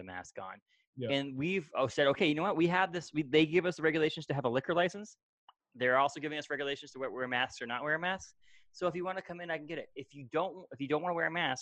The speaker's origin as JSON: {"language": "English", "country": "United States", "said": "as a American citizen, free American citizen"}